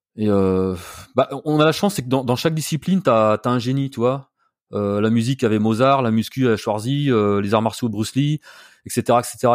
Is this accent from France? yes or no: yes; Burgundy, Bourgogne-Franche-Comté, France; now in Paris, France; je suis originaire de Bourgogne